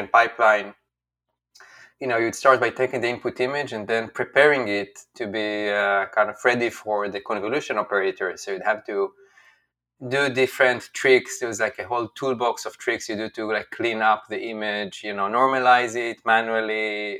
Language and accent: English; Israel; moved away as an adult; also born or lived in China; now in United States; I'm from Israel. So when I was growing up as a kid, Israel was about like 6 million people.